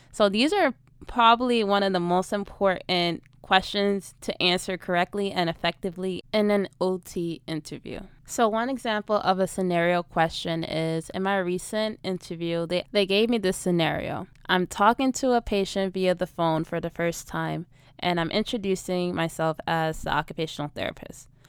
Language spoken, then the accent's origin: English; New York City, New York, United States; I'm from New York City